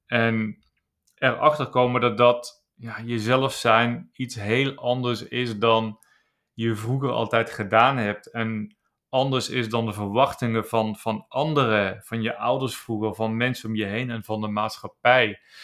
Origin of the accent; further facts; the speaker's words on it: Landgraaf, Limburg, Netherlands; geboren in Zuid-Limburg, een klein plaatsje in Landgraaf. En ik ben daar opgegroeid